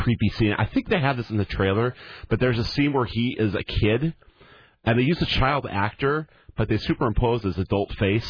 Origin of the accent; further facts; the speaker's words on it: Hillsboro, Oregon, United States; now in St. Helens, United States; I live in St. Helens. I grew up in Hillsboro.